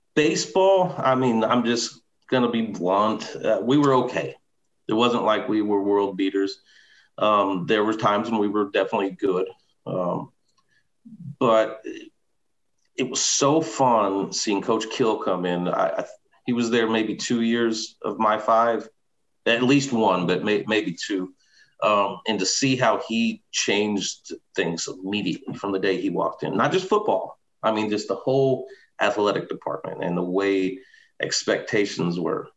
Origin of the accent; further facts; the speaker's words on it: Southern Illinois, United States; I was from Southern Illinois